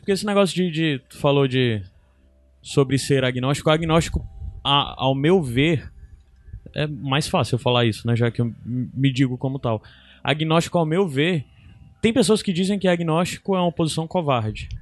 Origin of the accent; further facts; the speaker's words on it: interior of Ceará, Brazil; eu sou cearense do interior